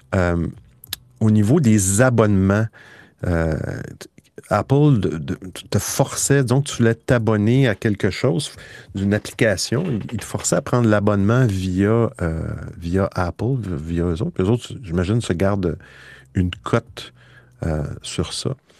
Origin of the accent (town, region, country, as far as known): Quebec, Canada